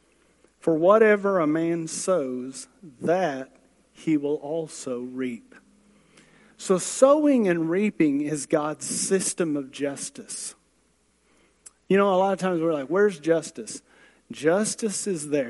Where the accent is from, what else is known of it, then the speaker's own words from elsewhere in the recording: United States; I'm a hick from Manford